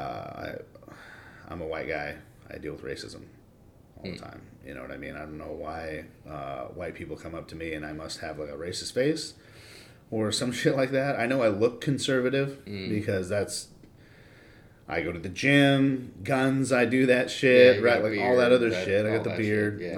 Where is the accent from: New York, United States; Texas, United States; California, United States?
California, United States; Los Angeles; moved away; I grew up in Los Angeles